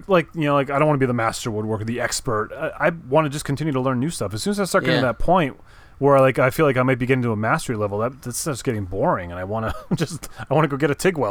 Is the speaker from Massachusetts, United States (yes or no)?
yes; Massachusetts, United States; born there; Oh, yeah. I was born in Massachusetts. You know, I mean, can't help it.